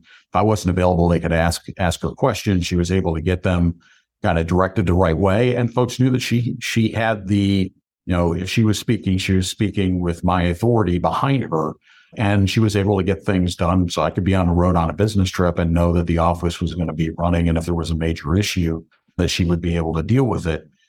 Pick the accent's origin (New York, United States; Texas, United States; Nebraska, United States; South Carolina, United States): New York, United States; Binghamton; accent: New York; also born or lived in Syracuse, New York; I grew up in the Binghamton area